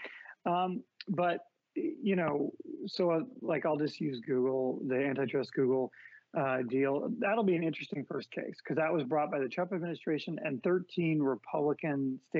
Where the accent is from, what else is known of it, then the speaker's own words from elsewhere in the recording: San Francisco, California, United States; my hometown of San Francisco, where I'm at now